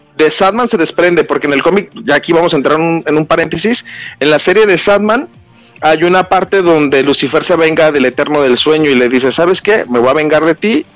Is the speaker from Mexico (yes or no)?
yes; Jalisco, Mexico; de mi pueblo natal, Jalisco